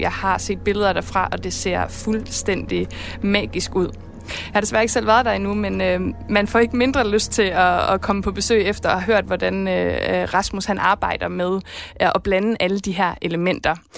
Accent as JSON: {"language": "Danish", "town": "Esbjerg", "region": "Southern Denmark", "country": "Denmark", "said": "jeg er jo selv fra Esbjerg og Vesterhavet"}